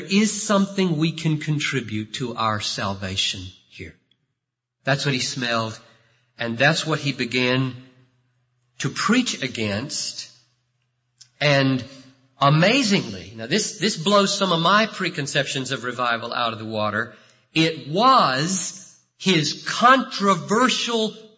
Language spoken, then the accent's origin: English; the South, United States; moved away; I grew up in the South.